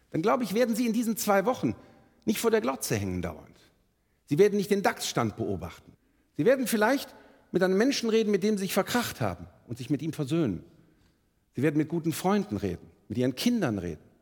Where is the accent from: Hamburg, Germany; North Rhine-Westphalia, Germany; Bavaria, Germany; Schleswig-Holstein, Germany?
North Rhine-Westphalia, Germany; Bonn; born there; Ähm, ich bin in Bonn geboren, rechtsrheinisch in Beul, beginnt für uns die große Straße nach Moskau.